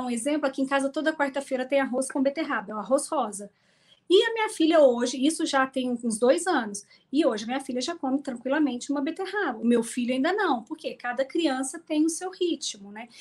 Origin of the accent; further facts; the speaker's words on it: Minas Gerais, Brazil; Eu sou mineira